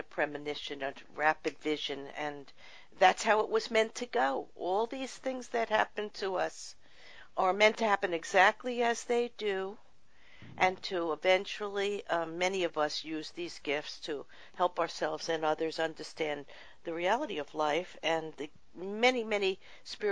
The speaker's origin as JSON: {"language": "English", "region": "New York", "country": "United States", "said": "I'm from New York, but I have a son living out in California, and I travel back and forth there"}